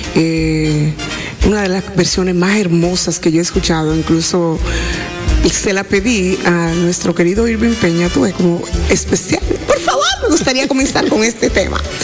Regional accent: Dominican Republic; moved away; also born or lived in Puerto Rico; me ha dado este país, el retorno, el yo poder volver

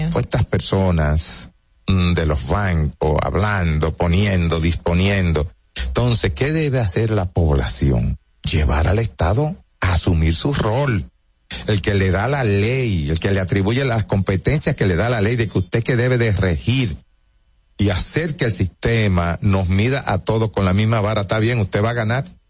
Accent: Santo Domingo, Distrito Nacional, Dominican Republic; also born or lived in Bonao / Santiago; Me crié en Cristo Rey.

